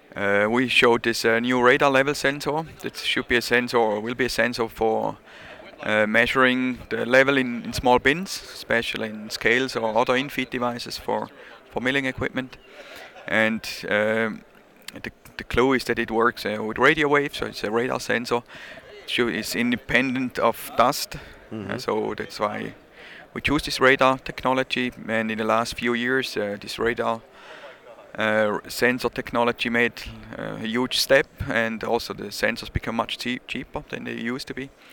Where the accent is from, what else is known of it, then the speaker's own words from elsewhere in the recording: Switzerland; accent: Swiss; English is a second language; I'm from Switzerland, as you maybe hear. My accent is not gone yet.